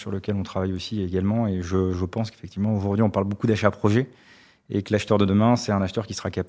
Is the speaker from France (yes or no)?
yes; Montpellier, Occitania, France; moi, je suis de Montpellier